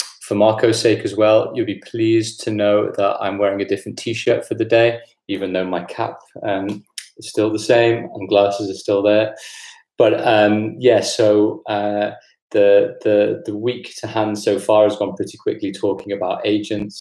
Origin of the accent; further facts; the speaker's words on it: Liverpool, North West England, United Kingdom; moved away; I'm from Liverpool originally, and grew up there